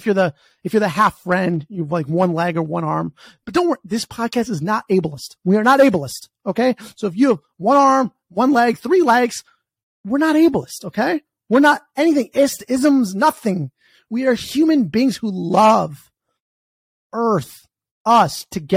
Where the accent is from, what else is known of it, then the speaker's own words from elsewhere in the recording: United States; I'm American, but I was conceived in Canada